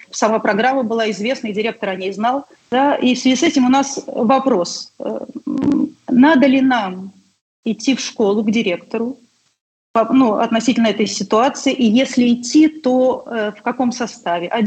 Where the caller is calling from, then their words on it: Saint Petersburg, Russia; Э, уже сказали, что я из Санкт-Петербурга